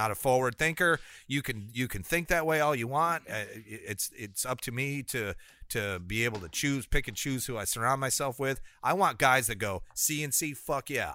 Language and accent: English; Rockford, Illinois, United States; my hometown of Rockford, Illinois